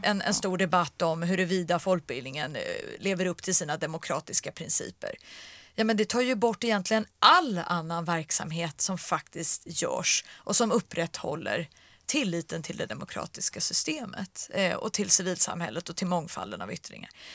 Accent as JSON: {"language": "Swedish", "town": "Stockholm", "region": "Stockholm County", "country": "Sweden", "said": "jag är från Stockholm"}